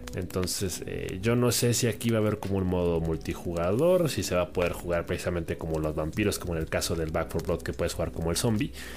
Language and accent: Spanish; Mexico; nosotros en particular que somos de México